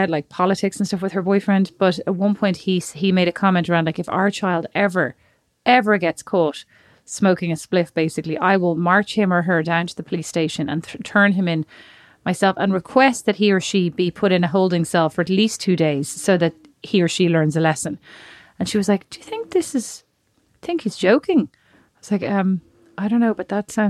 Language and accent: English; Dublin, Leinster, Ireland; Like he's from Miami and I'm from Dublin, right?